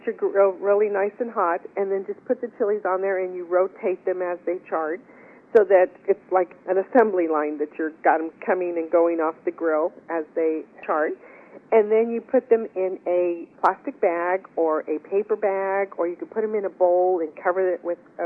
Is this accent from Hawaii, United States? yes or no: no; West Texas, United States; we are from West Texas